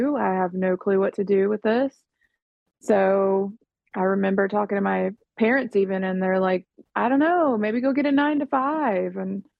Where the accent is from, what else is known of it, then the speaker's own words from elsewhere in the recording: Florida, United States; now in Nashville, United States; I was born and raised in Florida